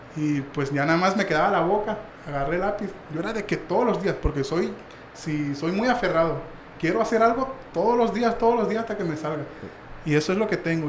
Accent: Mexico

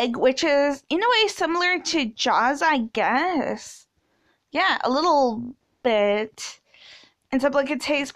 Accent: Canada; I'm a Canadian

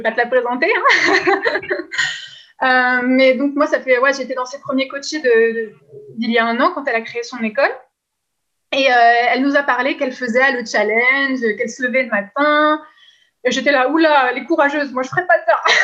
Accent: France; now in Quebec, Canada; je suis française, mais je n'habite plus en France depuis longtemps. Maintenant, je suis au Québec

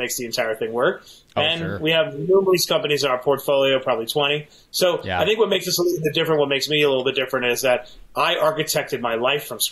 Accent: New York City, New York, United States; I'm a lifelong New Yorker. I grew up in Queens

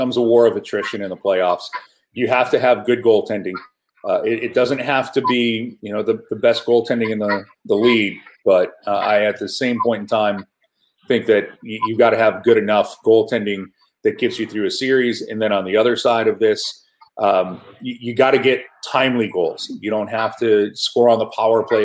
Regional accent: Buffalo, New York, United States; I grew up in Buffalo, New York, so I grew up with the Canadian media

